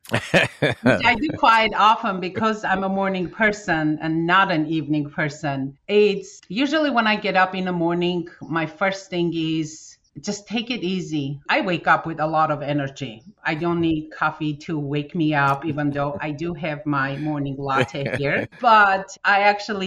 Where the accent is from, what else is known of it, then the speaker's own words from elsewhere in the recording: Armenia; moved away as an adult; When we came from Armenia in 1992 with my family, I just finished my college. So we moved here